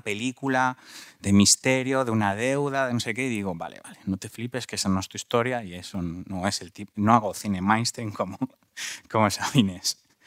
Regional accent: Madrid, Community of Madrid, Spain; me fui de la Lipa, una, un barrio completamente bastante violento, sigue siendo un pelín violento en, de los, en los barrios de Madrid.

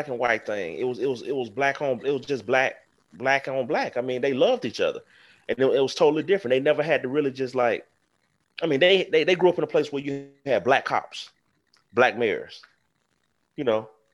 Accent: the South, United States; I come from a place, I come from the South. I come from where slavery and racism has been embedded in our history.

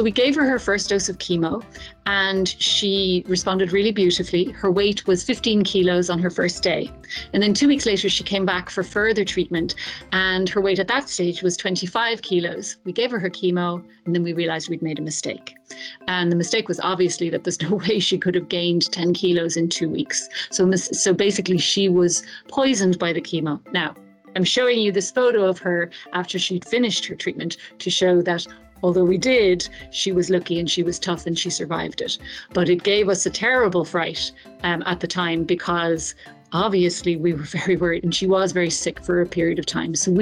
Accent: Ireland; moved away as an adult; now in Tanzania; I'm an Irish pediatric oncologist, and I have lived and worked in Tanzania for over 15 years now

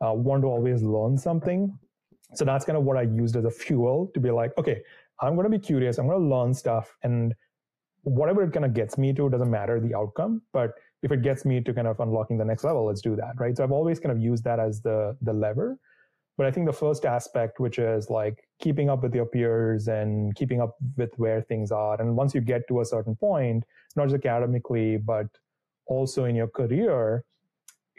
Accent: India; moved away; So I grew up in India. I was born and raised there.

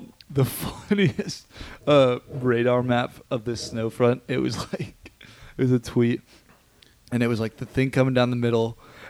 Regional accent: Texas, United States; born or raised there

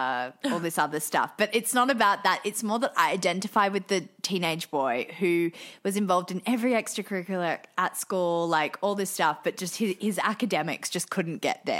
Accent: Australia; Well, yes, I'm from Australia

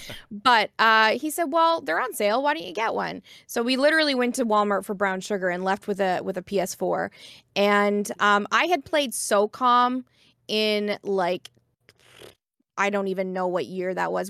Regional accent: Corner Brook, Newfoundland and Labrador, Canada; I'm uh, from Corner Brook, Newfoundland and Labrador, but I was raised here on the East Coast

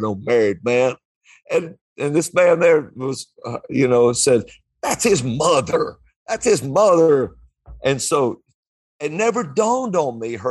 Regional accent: Alabama, United States; I'm from Alabama.

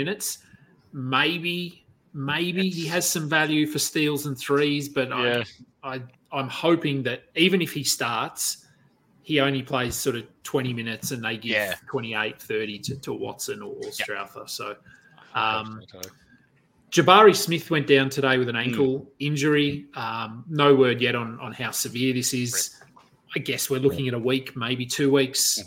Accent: Australia; we're Aussie

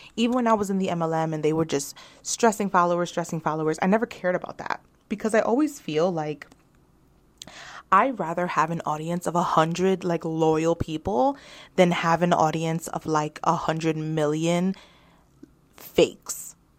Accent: New York, United States; I am a New Yorker

